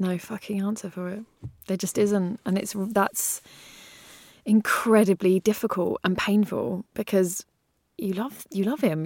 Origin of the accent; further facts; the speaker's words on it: England, United Kingdom; as an English person